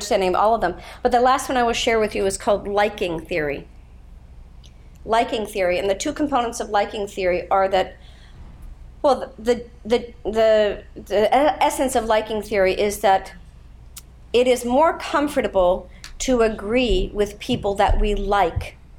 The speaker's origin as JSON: {"language": "English", "town": "Pittsburgh", "region": "Pennsylvania", "country": "United States", "tie": "born or raised there", "said": "I grew up in Pittsburgh, Pennsylvania"}